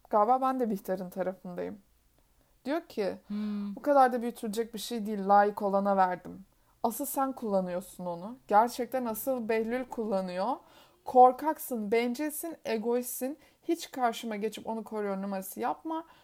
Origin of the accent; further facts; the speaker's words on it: Black Sea Region, Turkey; accent: Black Sea; Bu kötü Karadeniz şivemle